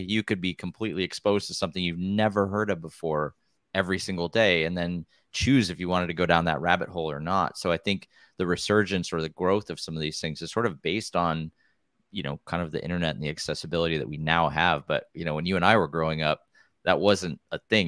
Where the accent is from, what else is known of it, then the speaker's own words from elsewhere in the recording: Wisconsin, United States; moved away as an adult; also born or lived in Pennsylvania; now in Oregon, United States; I grew up in Wisconsin where there's actually quite a bit of cross-country trails and stuff